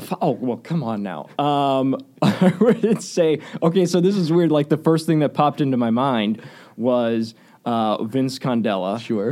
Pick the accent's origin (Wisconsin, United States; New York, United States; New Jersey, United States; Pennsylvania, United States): Wisconsin, United States; Waukesha; I grew up in Waukesha. Uh, went to Waukesha West High School